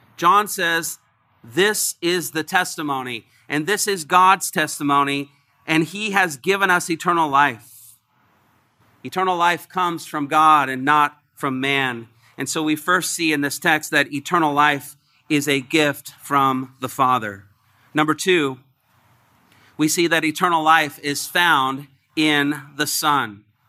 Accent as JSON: {"language": "English", "region": "Indiana", "country": "United States", "moved": "yes", "said": "I'm from Indiana, the Great Midwest."}